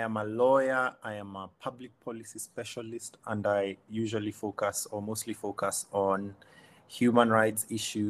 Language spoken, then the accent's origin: English; Kenya